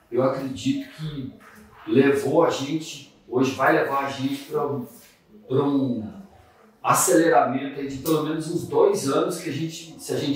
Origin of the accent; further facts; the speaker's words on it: Cuiabá, Mato Grosso, Brazil; also born or lived in Várzea Grande; Bom dia, eu sou lá de Cuiabá